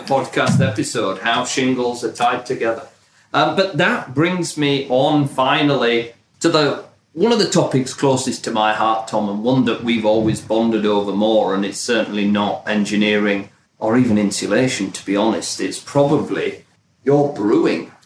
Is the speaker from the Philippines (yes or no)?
no; United Kingdom; now in United States; as a British family living in, in the US now